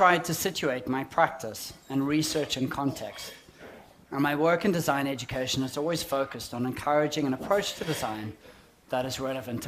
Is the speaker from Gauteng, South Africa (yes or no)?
yes; Johannesburg, Gauteng, South Africa; accent: South African; moved away as an adult; now in Auckland, New Zealand; As you can hear from my accent, I'm a South African, born and brought up in Johannesburg, only recently moved to this beautiful island in the Pacific